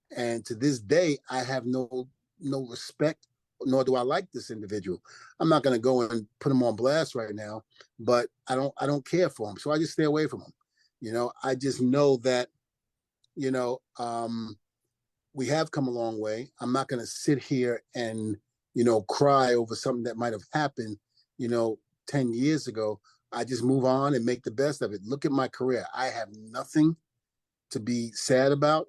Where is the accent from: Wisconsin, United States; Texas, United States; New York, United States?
New York, United States; New York City; born or raised there; also born or lived in New Rochelle, New York